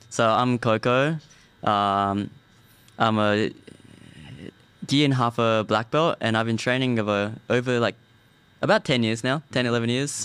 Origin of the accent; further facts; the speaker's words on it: Australia; also born or lived in Japan / California; I was born in Japan. I grew up in Australia